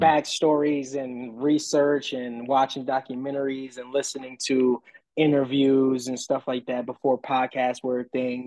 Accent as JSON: {"language": "English", "town": "New Orleans", "region": "Louisiana", "country": "United States", "moved": "yes", "lives_now": "San Antonio, United States", "said": "I'm from New Orleans"}